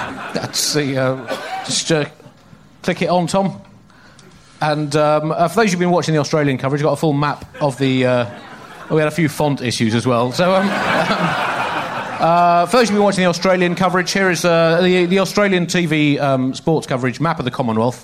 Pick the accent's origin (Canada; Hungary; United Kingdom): United Kingdom; speaking as a British person